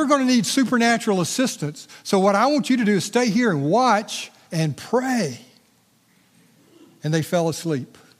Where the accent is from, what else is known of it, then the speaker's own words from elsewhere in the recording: Evergreen, Alabama, United States; I grew up in Evergreen, Alabama.